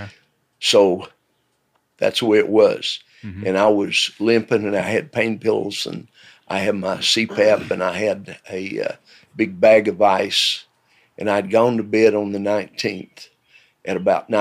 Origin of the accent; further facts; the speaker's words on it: Knoxville, Tennessee, United States; born there; I was born in 1947 in the County of Knox in East Tennessee, in the city of Knoxville.